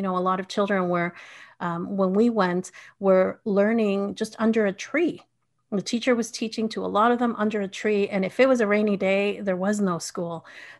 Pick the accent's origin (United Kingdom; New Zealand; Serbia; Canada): Canada; also born or lived in Bolivia; so my family is from Bolivia and I was born in Canada, but I lived 7 years going back and forth. My mom remained in Bolivia and then we came back with my dad to Canada.